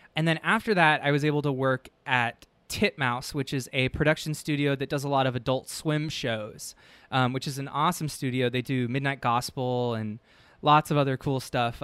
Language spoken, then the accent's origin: English; San Francisco, California, United States; moved away as an adult; now in Los Angeles, United States; I'm from San Francisco initially